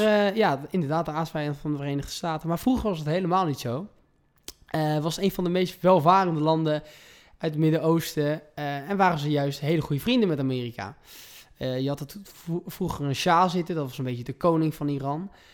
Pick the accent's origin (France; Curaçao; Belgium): France; Provence-Alpes-Côte d'Azur; moved away as an adult; also born or lived in The Hague, Netherlands; now in Amsterdam, Netherlands; ik ben dus geboren in Den Haag. Eh, en toen ik eh, drie jaar oud was, ben ik met mijn zusje, mijn moeder en mijn vader verhuisd naar Zuid-Frankrijk. En ik heb dat om mijn eh, achttiende e gewoond.